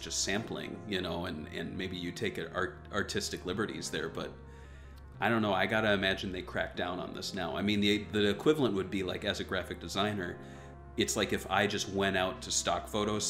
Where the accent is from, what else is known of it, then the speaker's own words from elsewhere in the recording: Minneapolis, Minnesota, United States; I grew up in Minneapolis